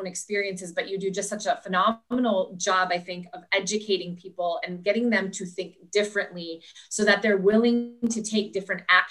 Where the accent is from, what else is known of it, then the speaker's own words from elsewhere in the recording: Minnesota, United States; my home state of Minnesota